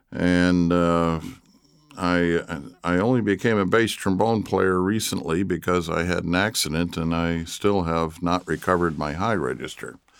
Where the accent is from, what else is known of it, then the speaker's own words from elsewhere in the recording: Traverse City, Michigan, United States; also born or lived in Detroit, Michigan; I was born in Detroit, but I grew up in Traverse City, Michigan